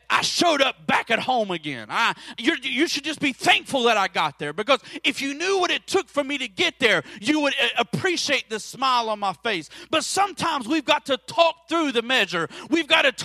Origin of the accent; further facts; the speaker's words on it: Florida, United States; moved away as an adult; now in West Virginia, United States; I grew up in Florida